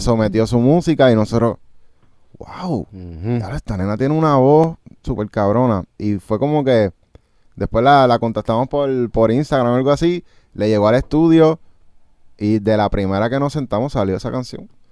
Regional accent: United States; nosotros venimos de Estados Unidos

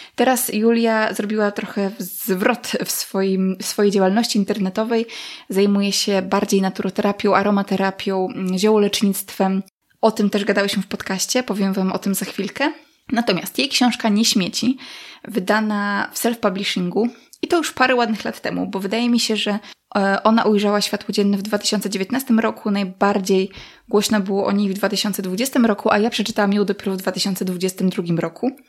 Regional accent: Podlaskie Voivodeship, Poland; w moich stronach

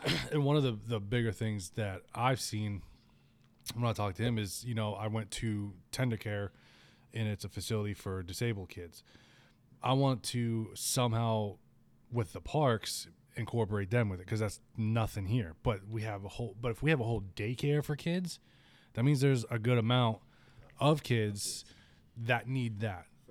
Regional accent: Spring Hill, Florida, United States; I was born and raised in Spring Hill.

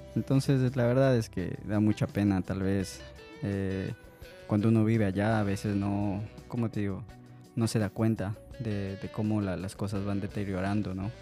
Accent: Ecuador; moved away; soy ecuatoriano

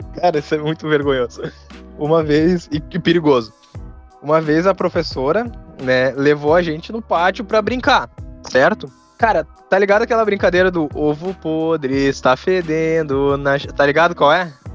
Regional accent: Rio Grande do Sul, Brazil; eu sou do Rio Grande do Sul

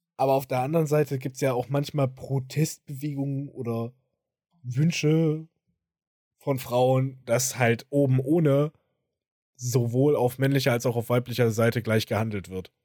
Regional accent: Germany; bei uns in Deutschland

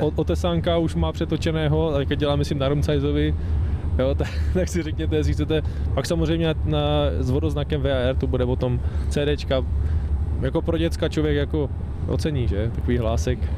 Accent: Czechia; jsme Češi

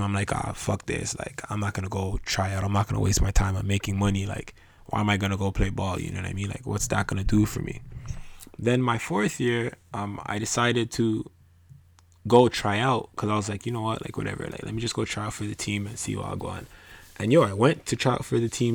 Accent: Canada; also born or lived in Ghana; my parents are from West Africa. It's very different the way that they were raised in regards to how they raised us here in Canada

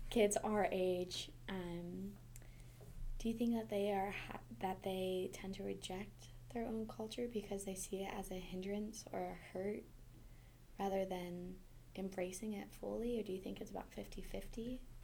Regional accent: Montana, United States; I'm from Montana

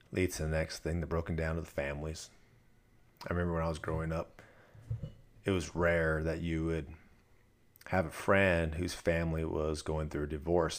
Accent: Southern California, United States; now in Dallas, United States; I grew up in Southern California

